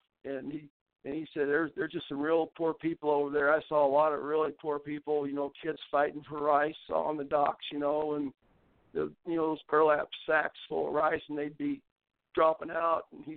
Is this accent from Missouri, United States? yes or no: yes; Gideon, Missouri, United States; also born or lived in Cape Girardeau, Missouri; my brother and I grew up out on a farm in Gideon, Missouri